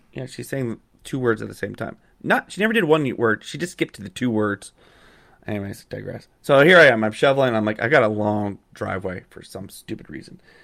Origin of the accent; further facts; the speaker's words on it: Calgary, Alberta, Canada; moved away; I grew up in Calgary